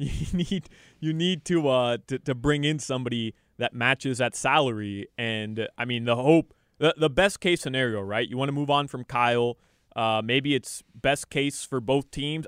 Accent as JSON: {"language": "English", "country": "Uruguay", "moved": "yes", "said": "I'm from Uruguay"}